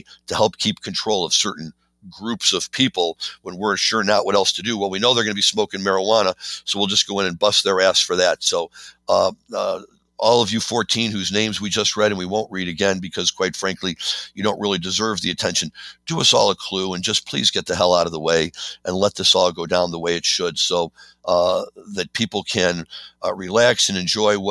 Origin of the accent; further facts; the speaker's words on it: Missouri, United States; now in Chicago, United States; I'm not often proud to say I'm from Missouri